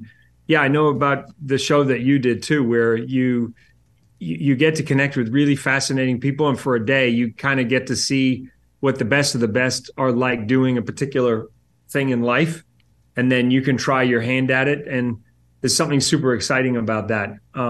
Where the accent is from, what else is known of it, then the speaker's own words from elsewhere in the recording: New Zealand; I'm originally from New Zealand.